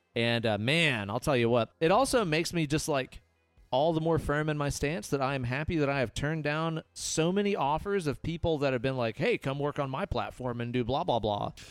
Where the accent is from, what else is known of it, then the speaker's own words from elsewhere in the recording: Southeast, United States; growing up in the Southeast